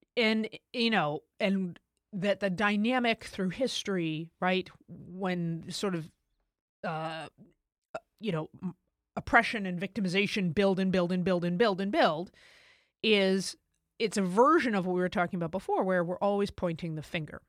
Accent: United States; as an American

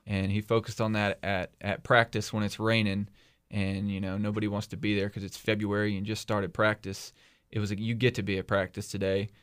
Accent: Bedford County, South Central Virginia, United States; I moved to Bedford County when I was 10 years old and um, grew up here

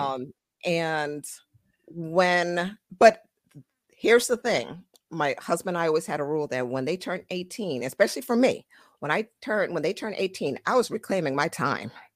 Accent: United States; also born or lived in Trinidad; I was born in Trinidad, raised in America

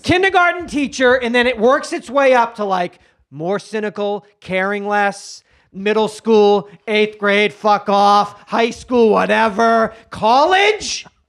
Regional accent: Haverhill, Massachusetts, United States; moved away as an adult; also born or lived in Hollywood; now in Los Angeles, United States; Haverhill, Massachusetts

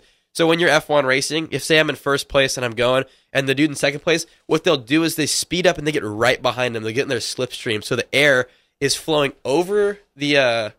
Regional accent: Roseville, California, United States; in my hometown in Roseville

